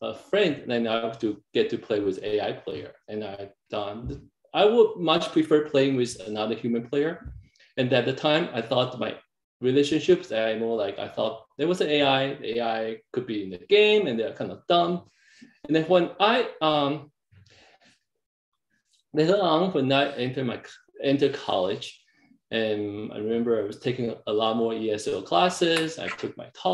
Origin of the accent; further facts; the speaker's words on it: Taiwan; English is a second language; moved away; also born or lived in Canada; I was growing up in Taiwan